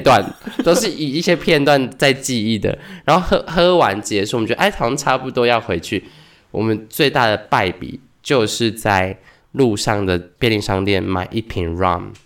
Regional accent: Taiwan; 我们是台湾人

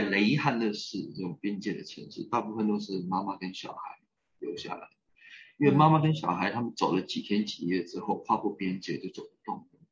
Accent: Taiwan; moved away as an adult; also born or lived in Taipei / New York / Melbourne / Helsinki; 我是在，在一九七九年在台北出生。那我本身呢是在金融市长大的

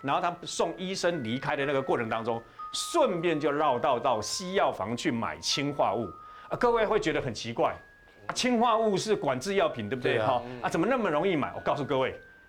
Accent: Taiwan; 我们台湾人有一个这样的一个习惯，父母就跟着儿子这样子住就对了啊。

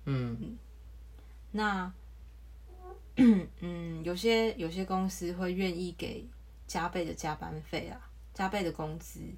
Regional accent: Taiwan; 因为我们台湾人都把政治想得很

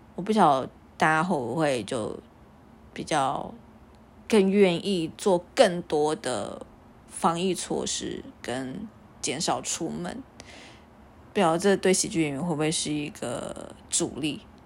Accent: Taiwan; 我是个台湾人

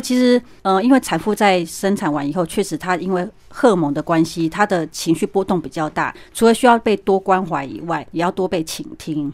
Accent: Taiwan; 我们台湾人都很习惯抓周嘛

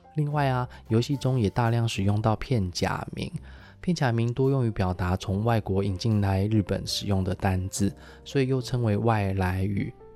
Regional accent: Taiwan; 日文现在有很多字，我们在台湾也是使用得很习惯了

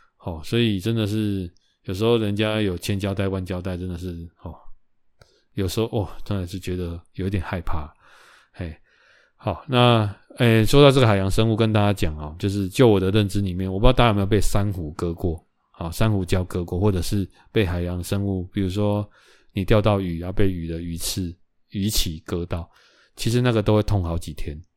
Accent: Taiwan; 台湾来的

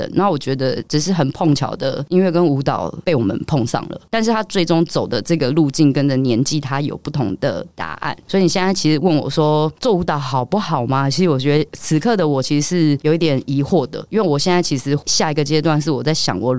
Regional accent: Taiwan; 我在中山区长大

